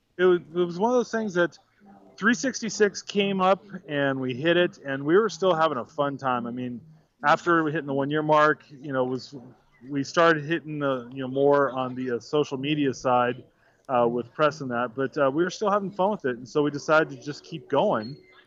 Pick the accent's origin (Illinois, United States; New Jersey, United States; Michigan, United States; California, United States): California, United States; Huntington Beach; I'm from Huntington Beach. I live about 12 miles away from the park.